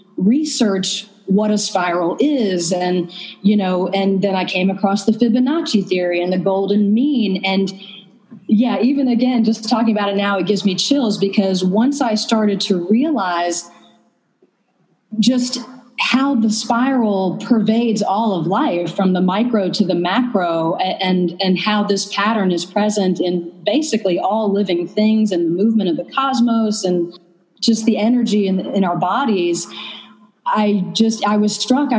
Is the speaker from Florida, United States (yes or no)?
no; North Carolina, United States; also born or lived in Vermont / San Francisco Bay Area; now in Berlin, Germany; I'm from the South, actually. I'm from North Carolina